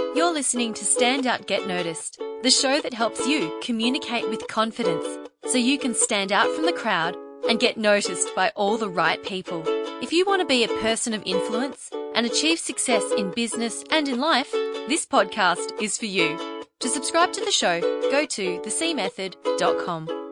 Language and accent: English; Melbourne, Victoria, Australia; I'm twenty-nine years old, and like the rest of our team, I'm from Melbourne, Australia.